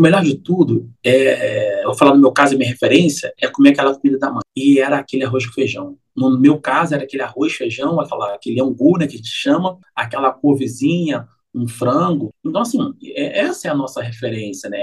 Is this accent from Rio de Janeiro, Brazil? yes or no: yes; Rio de Janeiro, Brazil; Eu sou carioca